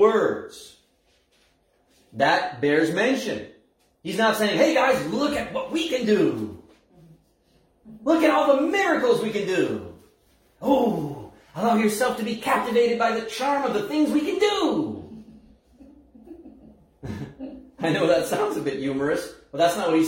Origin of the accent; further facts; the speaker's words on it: Scoudouc, New Brunswick, Canada; where I was born and raised in Skidook